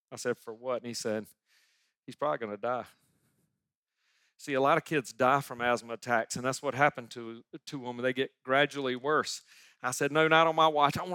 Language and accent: English; Sumter, South Carolina, United States; 1996. I moved back to my hometown of Sumter, South Carolina, and I was setting up louder family practice, family doctor in my hometown.